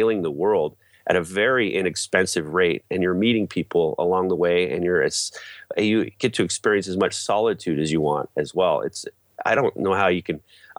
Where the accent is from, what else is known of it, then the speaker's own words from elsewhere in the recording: Alaska, United States; born there; I was born in Alaska and have traveled extensively.